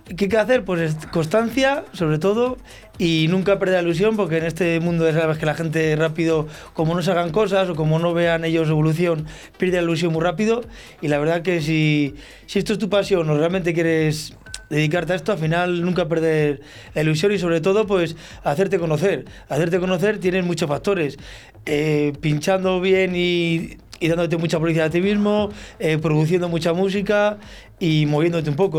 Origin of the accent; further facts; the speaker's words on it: Olmedo, Castile and León, Spain; si yo soy de Olmedo